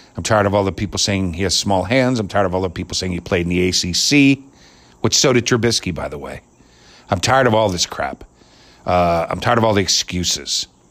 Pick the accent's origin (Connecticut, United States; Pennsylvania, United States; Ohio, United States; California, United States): Pennsylvania, United States; Pittsburgh; my hometown team